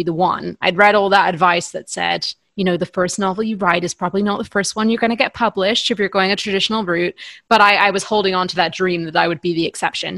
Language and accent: English; County Antrim, Northern Ireland, United Kingdom; moved away as an adult; also born or lived in England / Oxford, England; I was born in England, and we moved to Northern Ireland when I was 5. So I'm from everywhere in the UK apart from Scotland, essentially. But I did spend most of my childhood in County Antrim in Northern Ireland.